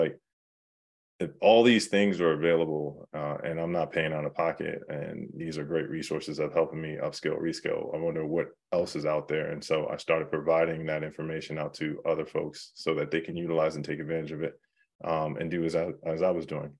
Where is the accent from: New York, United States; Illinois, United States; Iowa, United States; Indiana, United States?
New York, United States; New York City; moved away; I'm from New York